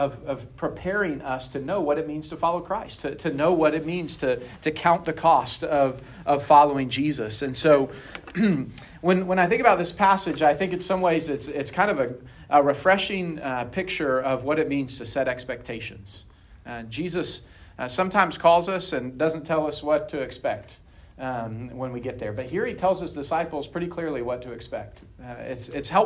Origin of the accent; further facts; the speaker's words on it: Arkansas, United States; I grew up in Arkansas